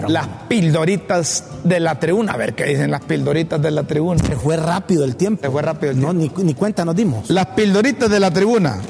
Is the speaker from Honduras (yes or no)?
yes; Honduras; como hondureño